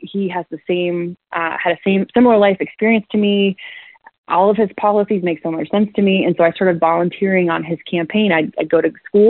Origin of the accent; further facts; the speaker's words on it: Akron, Ohio, United States; I wanted to come back home to Akron, and came back home